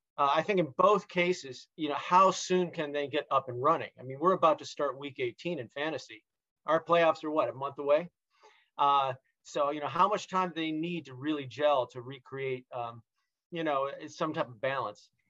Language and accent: English; Detroit, Michigan, United States; I grew up in Detroit